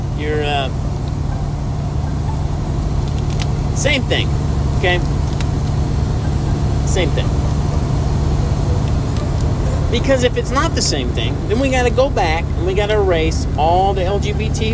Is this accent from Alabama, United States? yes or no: yes; Birmingham, Alabama, United States; I was born in Alabama, but I was born in Birmingham, and I lived in the city